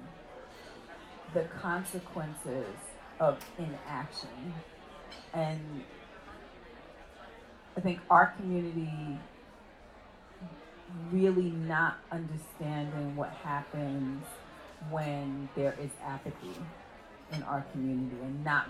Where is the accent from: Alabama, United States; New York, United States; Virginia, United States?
New York, United States; New York City; I was born in Bed-Stuy.